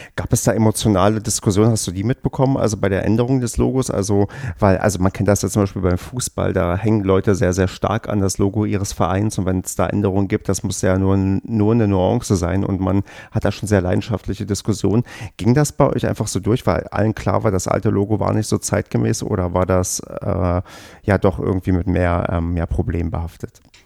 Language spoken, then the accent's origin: German; the East, eastern Germany, Germany; ich bin ja im Osten mit Tennis groß geworden